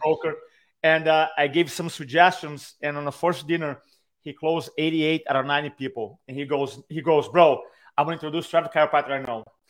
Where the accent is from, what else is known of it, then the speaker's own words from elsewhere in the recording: Brazil; accent: Brazilian; English is a second language; I have a Brazilian accent